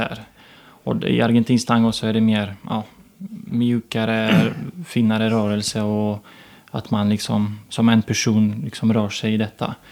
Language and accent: Swedish; Ukraine; Swedish is a second language; also born or lived in Kyiv, Ukraine / Torsby, Sweden / Gothenburg, Sweden; now in Sweden; Jag var uppvuxen så i Ukraina